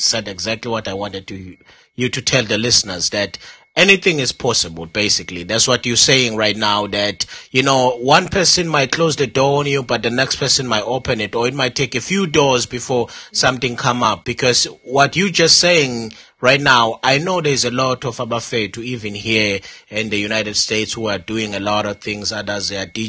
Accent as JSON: {"language": "English", "country": "South Africa", "tie": "born or raised there", "moved": "yes", "said": "Growing up in Dawane Fanana"}